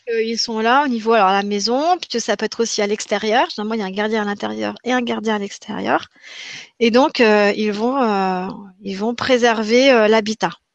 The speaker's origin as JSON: {"language": "French", "town": "Grenoble", "region": "Auvergne-Rhône-Alpes", "country": "France", "tie": "born or raised there", "said": "je suis grenobloise, et eh ben, j'ai grandi en partie en montagne"}